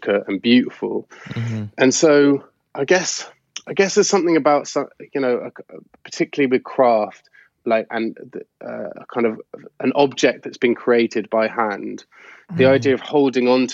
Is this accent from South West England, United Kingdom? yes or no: yes; Gloucestershire, South West England, United Kingdom; I grew up in Gloucestershire